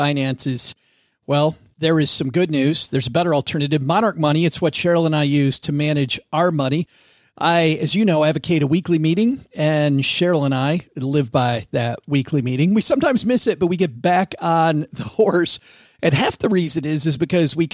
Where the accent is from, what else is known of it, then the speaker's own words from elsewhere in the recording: Kalamazoo, Michigan, United States; my hometown of Kalamazoo